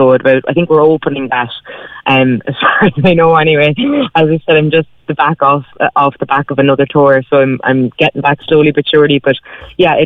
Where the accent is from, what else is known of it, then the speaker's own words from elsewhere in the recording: Whitechurch, County Cork, Ireland; I grew up just outside Blarney in Whitechurch